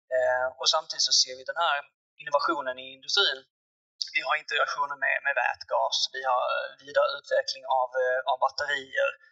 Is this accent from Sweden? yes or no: yes; Malmö, Skåne, Sweden; accent: Scanian; also born or lived in Lund; jag är född och uppvuxen i, i Malmöregionen som kanske hörs på, hörs på dialekten.